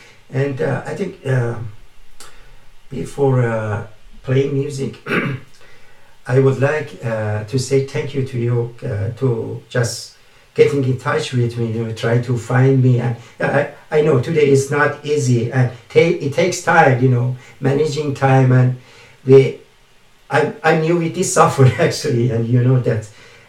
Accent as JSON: {"language": "English", "country": "Canada", "second_language": "English", "said": "being Canadian. Canadian, it means multicultural country."}